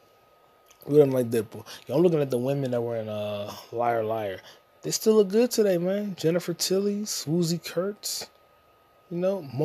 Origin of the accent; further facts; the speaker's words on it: United States; I'm an American